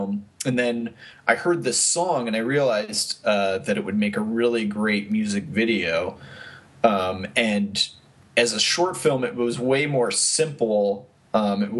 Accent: Hollidaysburg, Pennsylvania, United States; moved away as an adult; also born or lived in Harrisburg, Pennsylvania / Philadelphia, Pennsylvania; now in Los Angeles, United States; I'm from Pennsylvania, central Pennsylvania, a little town called Hollidaysburg, Pennsylvania, near Penn State

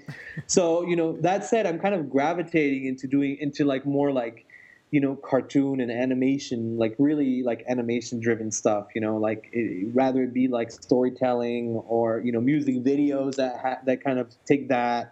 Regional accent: France; moved away; I grew up in France

